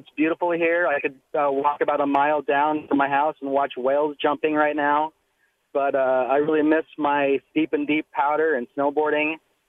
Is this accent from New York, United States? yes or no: no; Salt Lake City, Utah, United States; now in Hawaii, United States; I live in Hawaii now. I grew up in Salt Lake City, Utah.